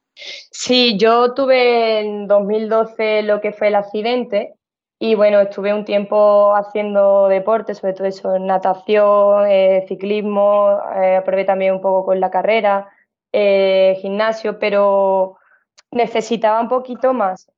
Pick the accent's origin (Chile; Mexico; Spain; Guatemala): Spain; Seville, Andalusia; yo soy de Sevilla